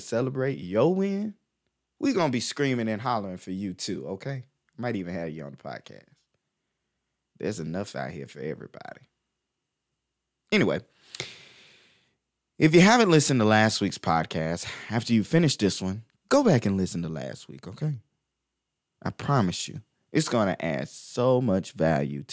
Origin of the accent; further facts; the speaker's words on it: Crestview, Florida, United States; when I was a kid growing up in Crestview, Florida